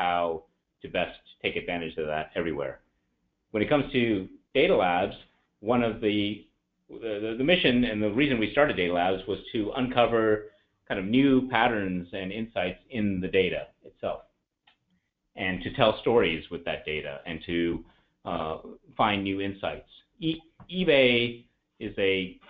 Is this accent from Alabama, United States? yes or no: yes; Alabama, United States; also born or lived in India / Atlanta, Georgia; I was born in India, but I grew up in the US. In fact, spent most of my time in Alabama